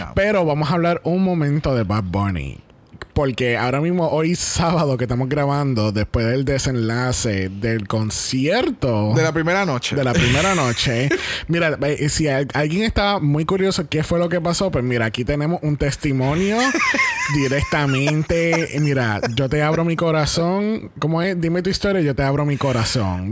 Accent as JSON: {"language": "Spanish", "country": "Puerto Rico", "said": "todas estas cosas que hemos logrado como puertorriqueños"}